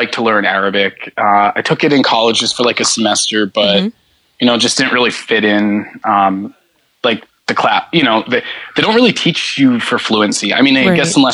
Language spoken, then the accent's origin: English; United States; guy from the US